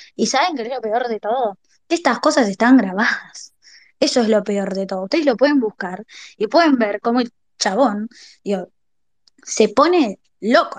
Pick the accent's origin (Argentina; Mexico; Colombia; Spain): Argentina; La Plata, Buenos Aires Province; moved away as an adult; now in Buenos Aires, Argentina; yo soy nacida en La Plata, y en el 20 en el 2021 se me ofrece una oportunidad importante acá en Capital para trabajar y me mudo